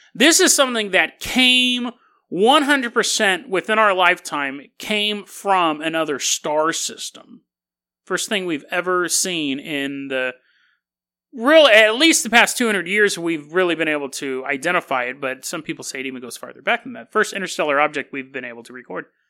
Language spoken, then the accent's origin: English; United States; as an American